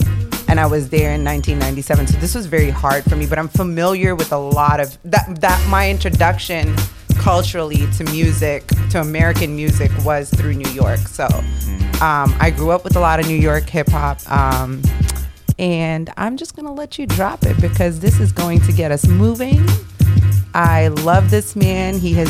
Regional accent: Kuwait; I grew up in Kuwait, so that's what we drink. Powdered milk and powdered juice.

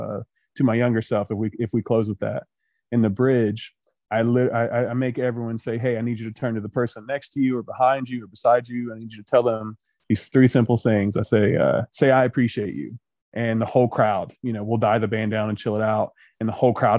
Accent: Chesapeake, Ohio, United States; moved away as an adult; now in Huntington, United States; Huntington, West Virginia is now my home. Like I said, I grew up in Chesapeake right across the river

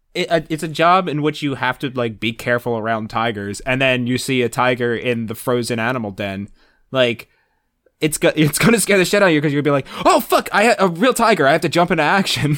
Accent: New Jersey, United States; I'm also outside the city. I was in New Jersey

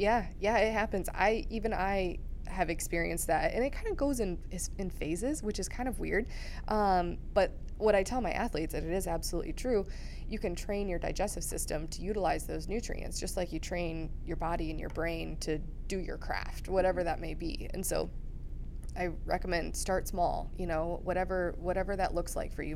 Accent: Iowa, United States; moved away as an adult; also born or lived in Missouri; I grew up in Iowa

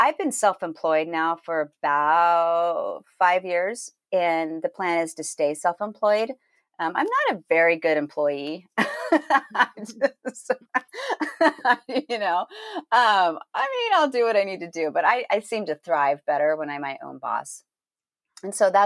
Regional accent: Northern California, United States; moved away; also born or lived in Los Angeles, California; I grew up in Northern California. Actually, I was born in LA and raised in Northern California, right below Oregon.

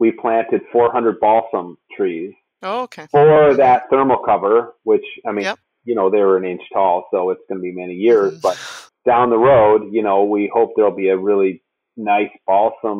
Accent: Minnesota, United States; I growing up in Minnesota, there were no turkeys

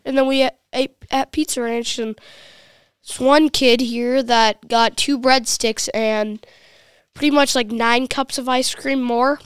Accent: Rogers, Minnesota, United States; I'm from Rogers, Minnesota, the same household of Jeff Heinrich

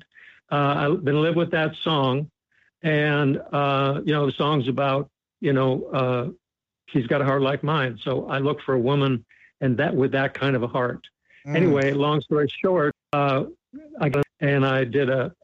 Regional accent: Grand Forks, North Dakota, United States; I'm from Grand Forks, North Dakota, was 5 years old, and I was singing on the radio in a church

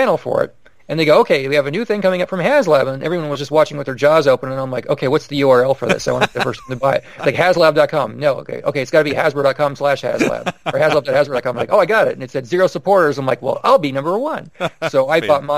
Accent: Phoenix, Arizona, United States; growing up in Phoenix

